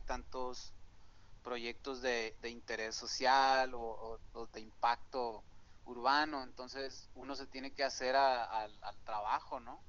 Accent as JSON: {"language": "Spanish", "town": "Hermosillo", "region": "Sonora", "country": "Mexico", "tie": "born or raised there", "said": "soy originario de aquí de, Hermosillo, Sonora"}